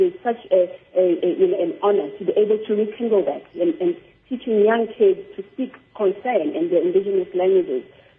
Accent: South Africa

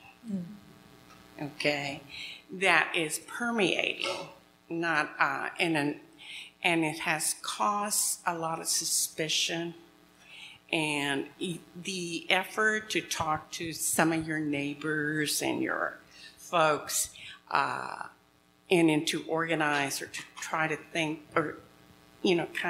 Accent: Texas border areas, United States; moved away; the border areas where I'm from and all in areas of San Antonio and South Southwest

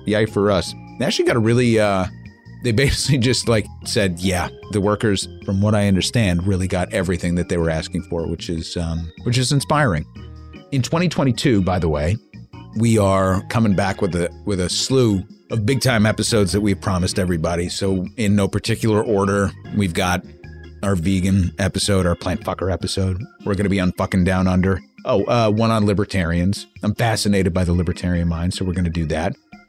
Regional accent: New York, United States; I can't say Oregon the right way. And neither can 99 because we're from New York.

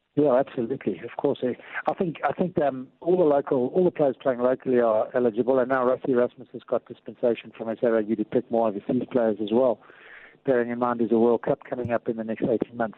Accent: South Africa; as South African rugby fans

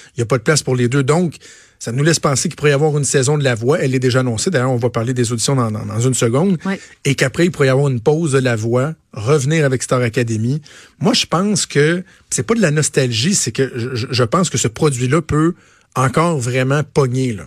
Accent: Quebec, Canada; chez nous au Québec

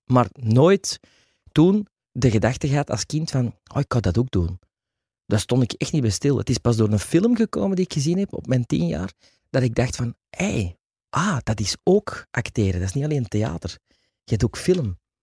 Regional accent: Antwerp, Flanders, Belgium; also born or lived in Wilrijk; ik kom uit Antwerpen.

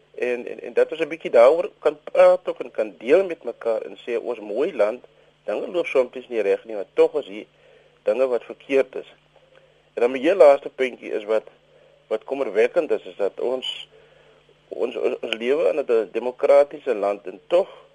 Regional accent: South Africa

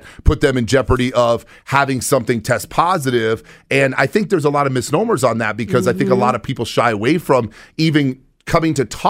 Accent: New York, United States; I'm a New Yorker

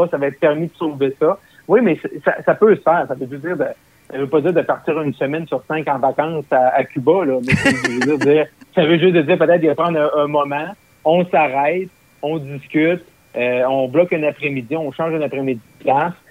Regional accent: Roberval, Quebec, Canada; moved away; also born or lived in Gatineau; la fameuse traversée internationale du lac Saint-Jean, euh, qui est chez moi, là, euh, dans ma ville natale, qui est à Robertval, au lac Saint-Jean.

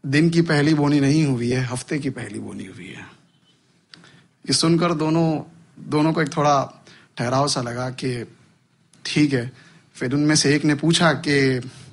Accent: India; मैं हिंदुस्तान में जन्मा हूँ

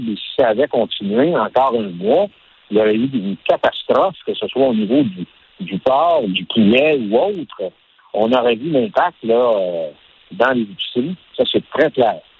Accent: Quebec, Canada

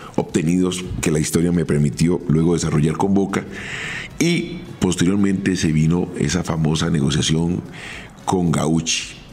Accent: Colombia; yo vengo de Colombia

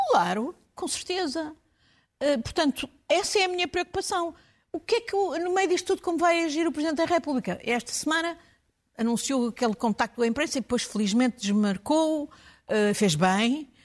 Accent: Portugal; eu como portuguesa

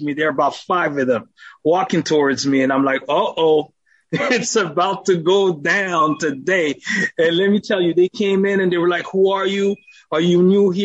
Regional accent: Montreal, Quebec, Canada; now in Ottawa, Canada; Grew up in church, in a Seventh-day Adventist church in Montreal.

